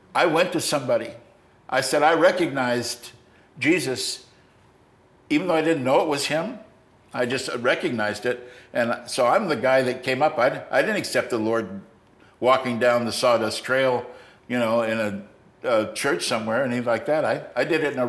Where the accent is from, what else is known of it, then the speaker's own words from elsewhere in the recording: United States; I'm an American